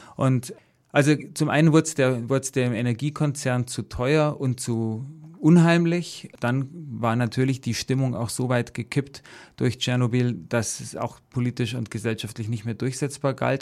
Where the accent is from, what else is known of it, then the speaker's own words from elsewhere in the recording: Sulzbach-Rosenberg, Bavaria, Germany; ich komme aus der Oberpfalz, aus der, äh, aus Solz-Barosenberg, also dreißig Kilometer von Wackersdorf entfernt